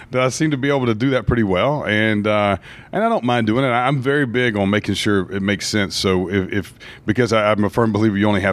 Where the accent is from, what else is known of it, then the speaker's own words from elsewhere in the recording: Brunswick, Georgia, United States; I grew up in Brunswick, Georgia, which is right on the Georgia-Florida line, just about an hour above Jacksonville, Florida.